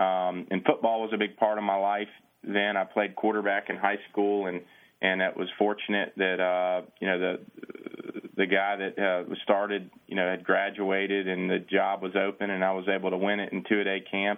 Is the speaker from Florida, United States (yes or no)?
yes; McIntosh, Florida, United States; also born or lived in Longview, Texas; But born in Longview, Texas, we moved to Central Florida when I was 6 years old and moved into a sleepy little town called McIntosh.